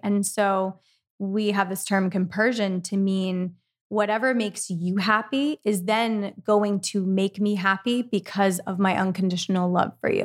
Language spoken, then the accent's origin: English; East Coast, United States; I'm from the East Coast also